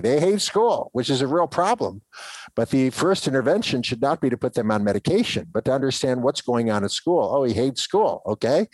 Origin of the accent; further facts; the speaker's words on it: Ohio, United States; when I grew up in Ohio